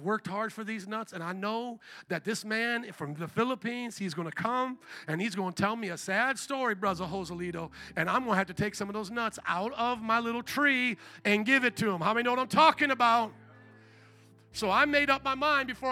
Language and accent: English; Midwest, United States; also born or lived in New Orleans, Louisiana; now in Chicago, United States; I had been born and raised in the Midwest